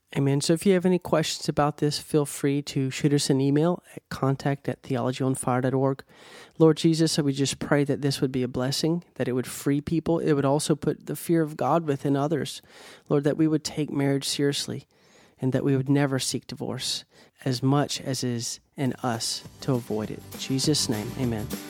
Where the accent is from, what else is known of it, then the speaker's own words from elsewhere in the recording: United States; I'm American.